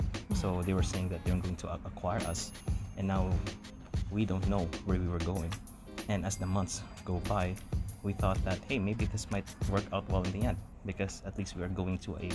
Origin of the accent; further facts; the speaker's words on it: Philippines; moved away as an adult; now in Canada; fellow Filipinos